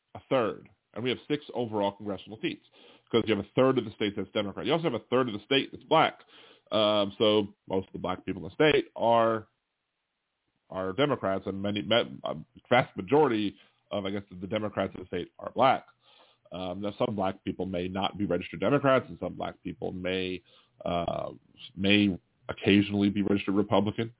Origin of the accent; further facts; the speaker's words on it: Maryland, United States; moved away; also born or lived in Delaware; I'm born in Delaware, but I'm from Maryland. I was raised in Maryland